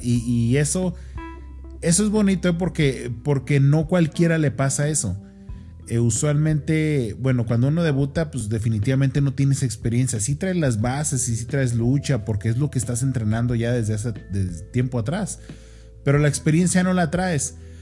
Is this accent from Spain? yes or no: no; Mexico; nosotros somos mexicanos